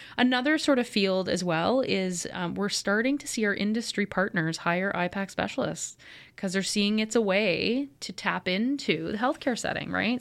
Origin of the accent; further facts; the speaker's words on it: Kingston, Ontario, Canada; moved away; So Kingston is my hometown. I was raised here